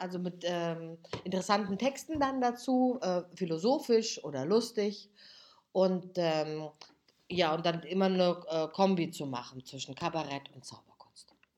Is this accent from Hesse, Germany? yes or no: yes; Giessen, Hesse, Germany; accent: Hessian; moved away as an adult; also born or lived in Hamburg; ich komme ursprünglich aus Hessen, also in Gießen bin ich aufgewachsen